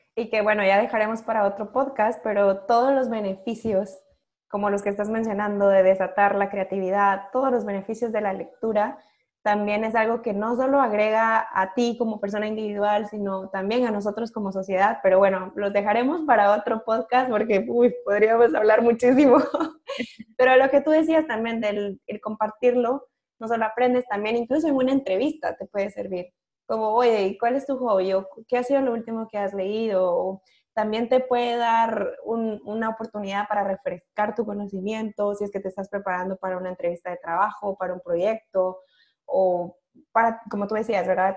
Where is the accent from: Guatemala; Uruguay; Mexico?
Guatemala; Yo siendo guatemalteca